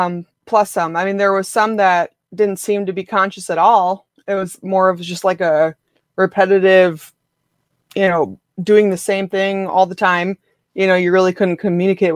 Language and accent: English; Rhinelander, Wisconsin, United States; I'm from Rhinelander, Wisconsin.